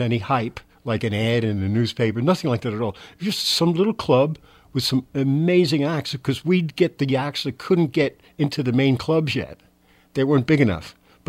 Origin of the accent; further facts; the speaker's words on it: New York City, New York, United States; moved away; Born and raised in Manhattan